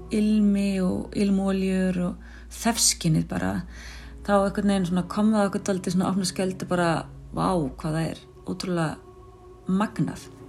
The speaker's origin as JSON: {"language": "Icelandic", "town": "Mosfellsbær", "region": "Capital Region", "country": "Iceland", "tie": "born or raised there", "said": "æskuminningum okkar og alast upp í Mósesveit"}